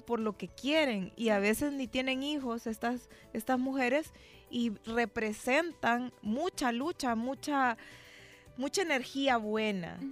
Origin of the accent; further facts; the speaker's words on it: Nicaragua; now in El Salvador; por muy nicaragüense que yo sea